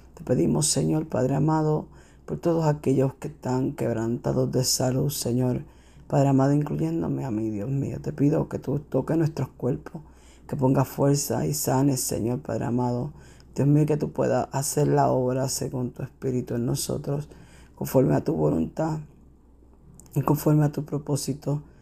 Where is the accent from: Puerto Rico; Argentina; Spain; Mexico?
Puerto Rico; la escuela donde yo crecí en Puerto Rico